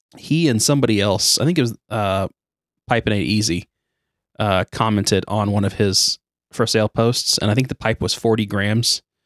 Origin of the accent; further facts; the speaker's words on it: United States; we're obviously American.